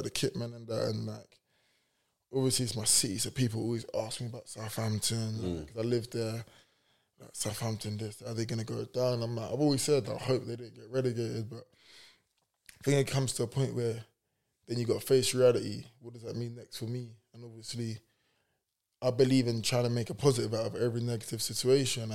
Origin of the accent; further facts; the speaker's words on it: Cameroon; we're both from Cameroon